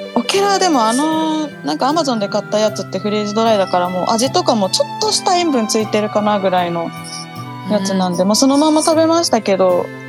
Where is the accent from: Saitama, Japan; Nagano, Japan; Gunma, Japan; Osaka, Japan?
Nagano, Japan; Chikuma; moved away as an adult; now in Tokyo, Japan; 私の地元、まあ、細かく言うと戸倉上山温泉の辺で